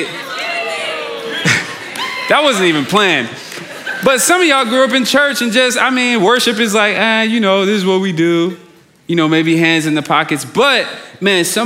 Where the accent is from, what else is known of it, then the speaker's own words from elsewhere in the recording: New York, United States; moved away; I grew up in New York